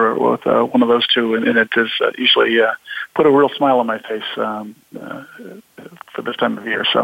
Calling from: Illinois, United States; Well, I am uh, I'm talking to you from a from a brisk but should be a beautiful uh, day here in suburban Chicago

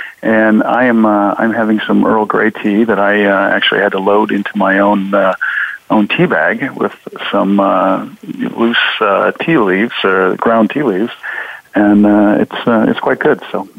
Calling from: Copenhagen, Capital Region of Denmark, Denmark; I'm calling you from the lovely city of Copenhagen, in Denmark

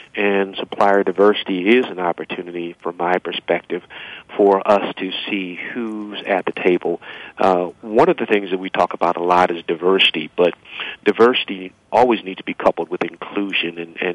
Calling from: Cleveland, Ohio, United States; I'm calling from Cleveland, Ohio.

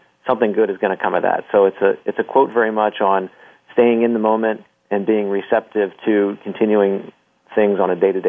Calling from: Boston, Massachusetts, United States; I'm calling from Boston, Massachusetts right now

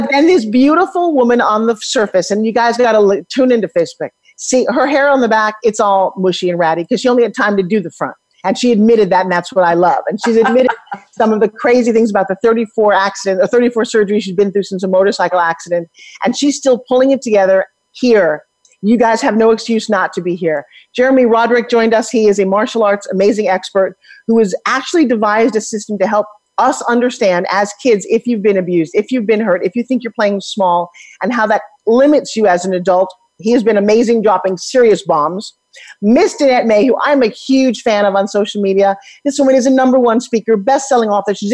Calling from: Colorado, United States; I'm in Colorado, up

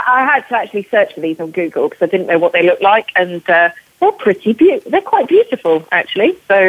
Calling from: London, United Kingdom; So I'm calling from London. I've just been to see a client this morning. So I'm in the London location.

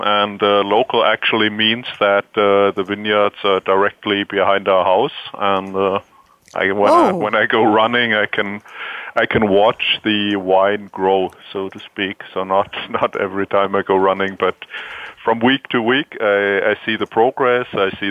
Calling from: Walldorf, Baden-Württemberg, Germany; I'm calling from beautiful Waldorf in Germany, close to Heidelberg.

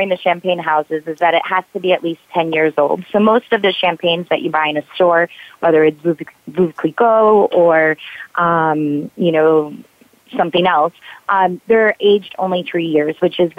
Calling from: West Hollywood, California, United States; So I am calling from West Hollywood, from a cute little boutique hotel overlooking the Hollywood Hills.

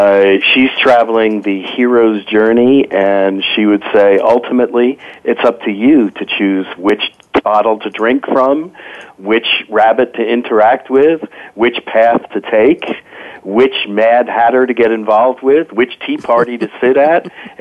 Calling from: Morristown, New Jersey, United States; I am currently in Morristown, New Jersey

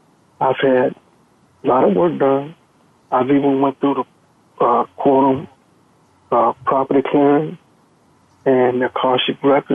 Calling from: Texas, United States; I'm calling from Texas.

